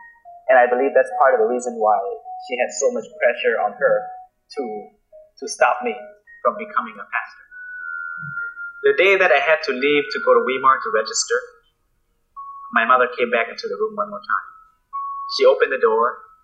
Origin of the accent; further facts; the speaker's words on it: Laos; English is a second language; also born or lived in West Sacramento, California; now in United States; To say that you are a Laotian, it's almost automatically you are a Buddhist. You basically grew up, born into and grew up in that culture. When we came to the U.S., life was different.